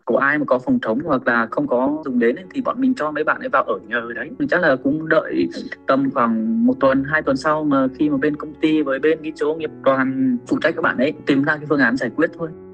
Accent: Vietnam; now in Japan; mình cũng là đồng bào việt nam mà dân tộc việt nam

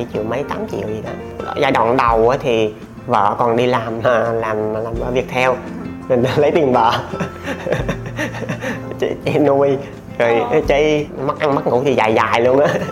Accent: Gia Lai, Vietnam; sinh ra và lớn lên ở Gia Lai

